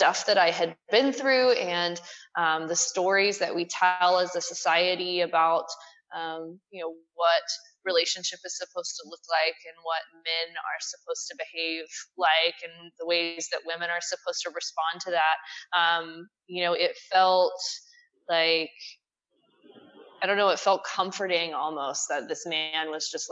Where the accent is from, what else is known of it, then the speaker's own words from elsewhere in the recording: Texas, United States; I grew up here in Texas